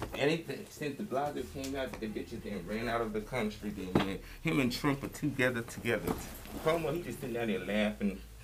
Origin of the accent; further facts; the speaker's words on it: New York City, New York, United States; I'm from New York City